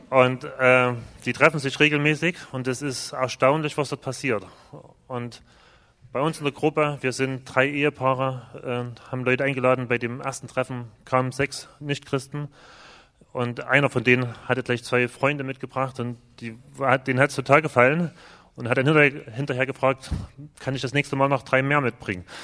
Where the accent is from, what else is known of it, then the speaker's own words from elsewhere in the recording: Saxony, Germany; wir kommen zwar aus Ostdeutschland, aber aus einer sehr frommen Ecke, aus dem Erzgebirge. Das ist schon ähnlich wie hier.